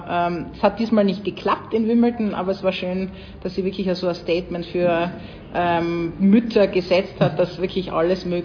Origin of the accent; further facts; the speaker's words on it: Tyrol, Austria; Wie man, wie man bei uns in Tirol sagt.